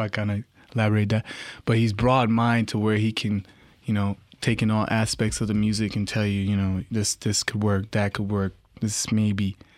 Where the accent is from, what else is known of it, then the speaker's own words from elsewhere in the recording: Toronto, Ontario, Canada; I'm from Rexdale, Toronto.